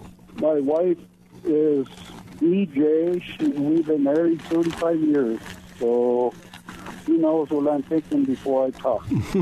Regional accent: Alaska, United States; I'm a Alaskan Eskimo, I guess you call it.

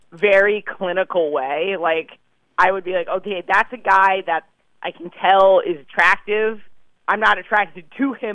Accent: New York City, New York, United States; I grew up in New York. I'm, I'm oh, okay. a New York City native

